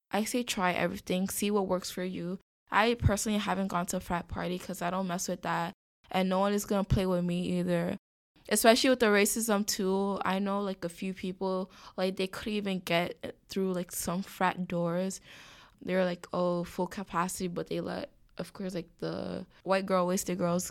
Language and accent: English; New York City, New York, United States; moved away as an adult; also born or lived in Ithaca, New York; born and raised in the Bronx, elementary, middle, and high school in the Bronx.